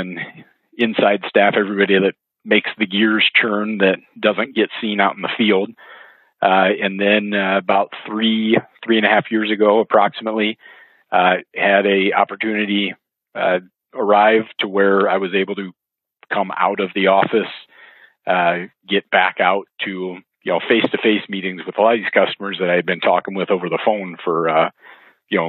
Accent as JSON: {"language": "English", "town": "West Des Moines", "region": "Iowa", "country": "United States", "tie": "born or raised there", "said": "growing up in the West Des Moines area"}